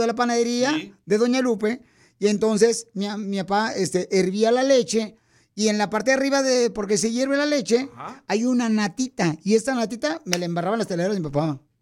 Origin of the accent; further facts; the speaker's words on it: Mexico; moved away; yo soy mexicano